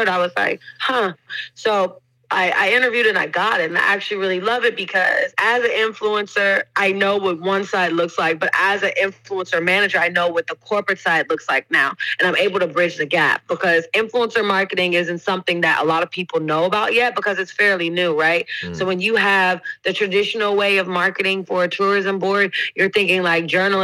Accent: Oakland, California, United States; moved away as an adult; also born or lived in North Carolina; now in London, United Kingdom; I grew up in Oakland, California, born and raised there. Left when I was 18 to go to school in North Carolina

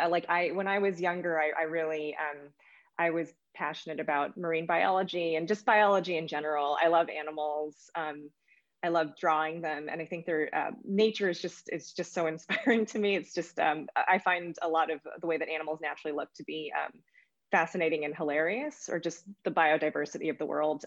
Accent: United States; I'm Asian American

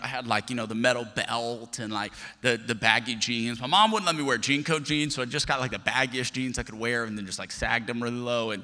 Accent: Lafayette, Louisiana, United States; I'm from Lafayette, Louisiana.

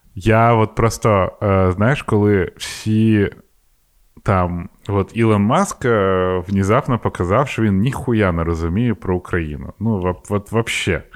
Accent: Ukraine

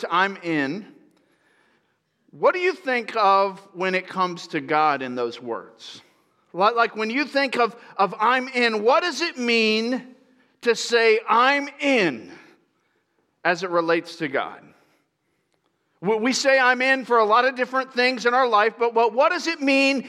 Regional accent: Tampa, Florida, United States; I grew up in Florida

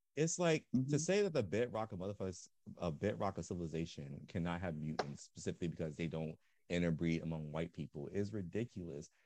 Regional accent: Philadelphia, Pennsylvania, United States; I was raised in Philly

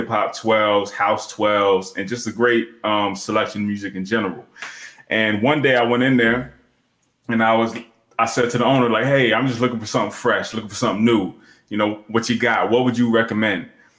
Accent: Pennsylvania, United States; moved away; I'm originally from Pennsylvania

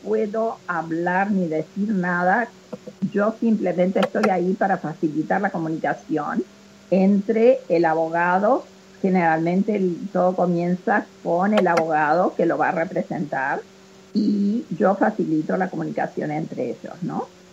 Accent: Argentina; accent: Argentine; moved away as an adult; now in Memphis, United States; y nosotras somos argentinas, y yo sigo, a pesar de, de estar en Estados Unidos hace 54 años, eh, lógicamente igual hablo como argentina

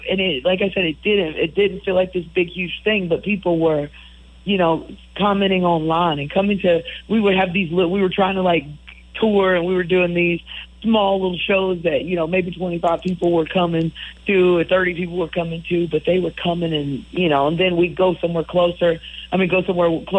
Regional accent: Poplarville, Mississippi, United States; about our experiences growing up in Poplarville, Mississippi, and and in the country, going to the creek

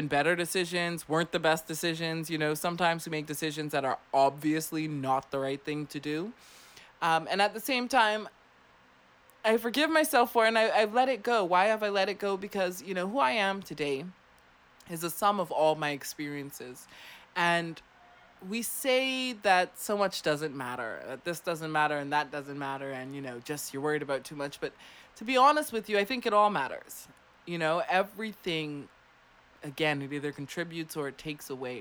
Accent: Clearwater, Florida, United States; now in Abaco, Bahamas; my hometown of Clearwater

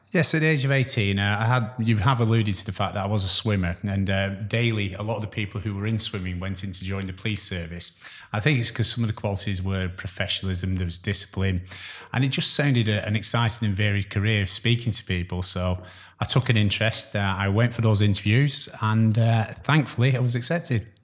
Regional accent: Chorley, North West England, United Kingdom; also born or lived in Glasgow; I'm, uh, originally from, um, the Glasgow, you won't tell by my accent, but, uh, I grew up in the area of Chorley

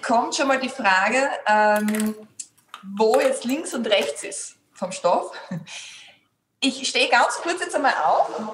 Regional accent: Graz, Styria, Austria; die … und ich komme aus Graz und sitze da auch in meinem Atelier in Graz

